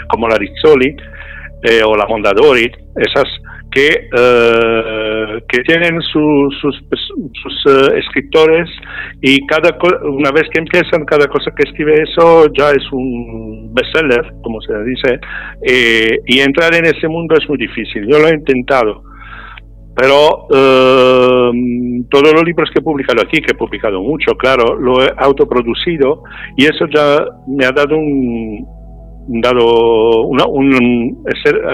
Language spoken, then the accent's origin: Spanish; Italy; Spanish is a second language; also born or lived in Spain; solo porque somos italianos